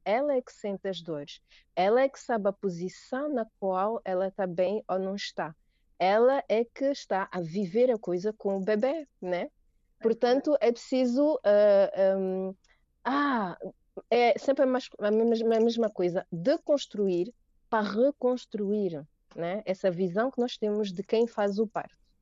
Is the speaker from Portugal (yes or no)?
no; Angola; são angolana